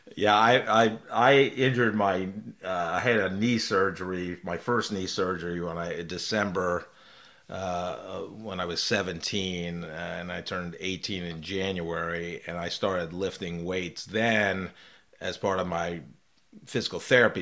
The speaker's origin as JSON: {"language": "English", "region": "New York", "country": "United States", "tie": "born or raised there", "said": "I was, uh, one state over in New York"}